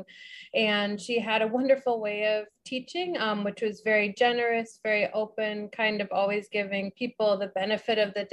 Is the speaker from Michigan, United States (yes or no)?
no; St. Louis, Missouri, United States; I'm a Midwesterner from St. Louis